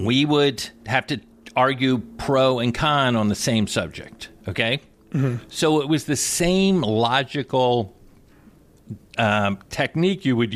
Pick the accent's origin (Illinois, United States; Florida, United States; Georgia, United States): Florida, United States; Plantation; I went to school in Florida, so that's where I went to high school. In a place, unfortunately, the most maybe racially insensitive name for a city. It's called Plantation, Florida. That's where I'm from